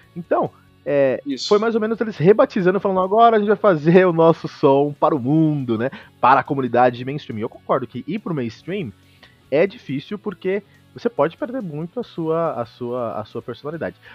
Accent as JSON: {"language": "Portuguese", "town": "Osasco", "region": "São Paulo", "country": "Brazil", "said": "Mas eu e o Fernando, na real, que somos aqui da, da ZO, né, Fernando? Osasco"}